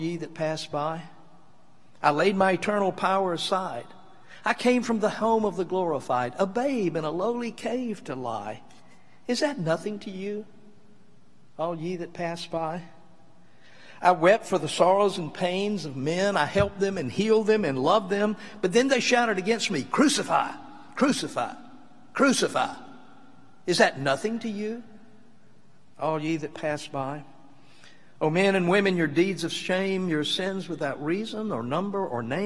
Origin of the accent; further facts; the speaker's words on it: Mississippi, United States; when I was growing up in Mississippi, I was a teenager